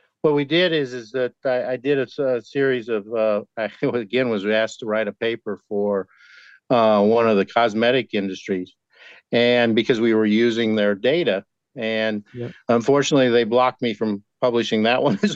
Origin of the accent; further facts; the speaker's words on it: Kansas, United States; I grew up in Kansas